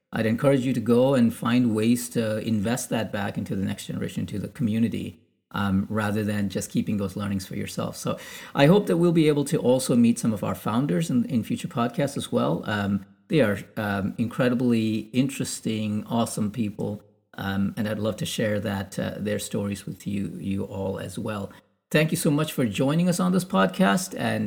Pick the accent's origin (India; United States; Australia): India; being Indian